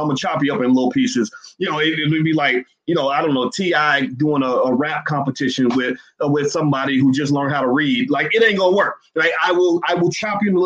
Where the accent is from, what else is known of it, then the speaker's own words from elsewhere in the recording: Louisville, Kentucky, United States; my hometown, Louisville